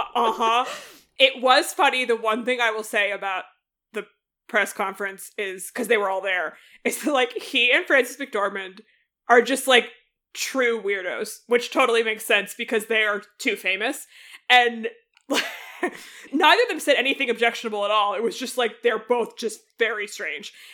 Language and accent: English; United States; as an American